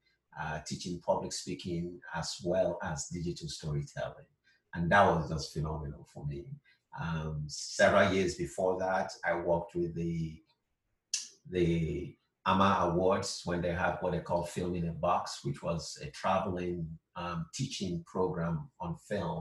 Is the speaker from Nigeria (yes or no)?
yes; Southeast Nigeria, Nigeria; moved away as an adult; now in California, United States; I was born in Nigeria, will always be Nigerian.